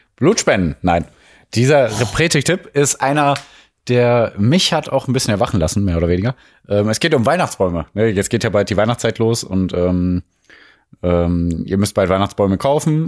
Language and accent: German; Mülheim an der Ruhr, North Rhine-Westphalia, Germany; Also wir kommen aus Mülheim, wir kommen aus dem Ruhrgebiet, Ruhrgebiet